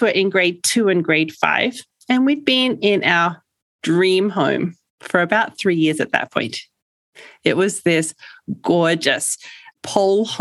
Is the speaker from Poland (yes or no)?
no; Australia; moved away as an adult; now in Alberta, Canada; Originally, I'm from Australia, and then we moved